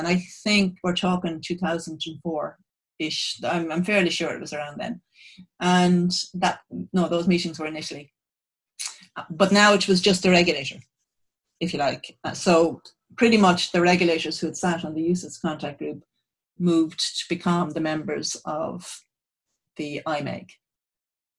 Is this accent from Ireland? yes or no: yes; Ireland; as an Irish person